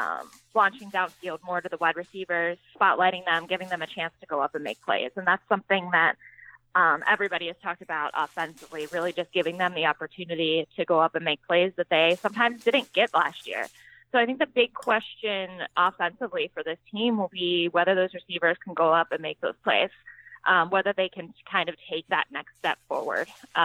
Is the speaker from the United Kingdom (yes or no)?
no; Pittsburgh, Pennsylvania, United States; moved away as an adult; now in Seattle, United States; I do come from Pittsburgh, which is like the second most rainiest city in the United States.